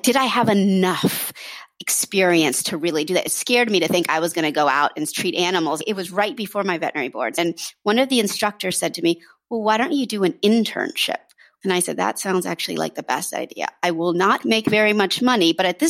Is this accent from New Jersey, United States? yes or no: no; Washington, District of Columbia, United States; So I grew up in Washington, D.C.